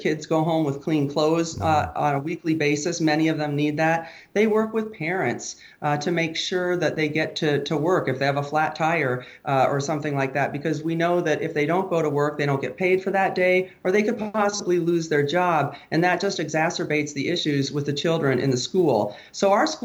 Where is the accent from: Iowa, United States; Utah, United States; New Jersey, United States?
Iowa, United States; South Side; Right here in Iowa, you know, I grew up on the South Side